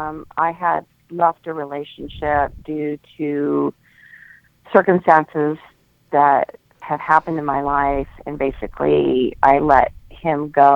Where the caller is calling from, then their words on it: Huntington Beach, California, United States; I'm calling from Huntington Beach, California.